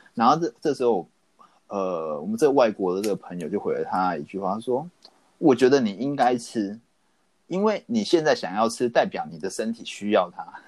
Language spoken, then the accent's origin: Chinese; Taiwan; 我们台湾人